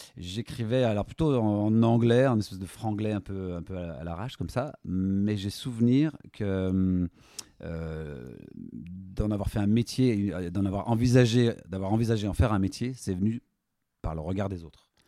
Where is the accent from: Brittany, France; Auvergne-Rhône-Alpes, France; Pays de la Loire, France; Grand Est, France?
Auvergne-Rhône-Alpes, France; Lyon; de cœur, je suis lyonnais